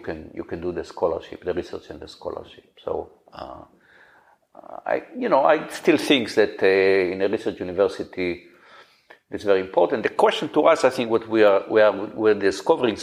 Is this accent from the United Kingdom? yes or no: no; Israel; moved away; I grew up in Israel, which is a very, very direct culture.